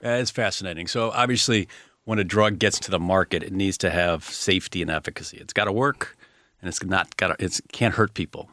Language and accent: English; Chicago, Illinois, United States; I grew up in Chicago, uh, real estate family